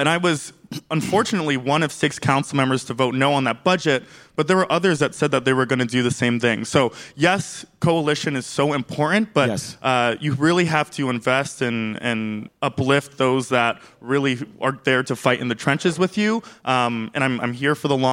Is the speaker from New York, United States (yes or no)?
yes; New York City, New York, United States; I grew up in Crown Heights